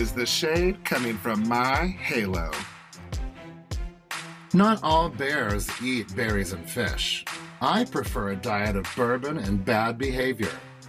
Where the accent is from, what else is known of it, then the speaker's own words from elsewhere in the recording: Kentucky, United States; moved away; also born or lived in South Carolina; in Kentucky, where I grew up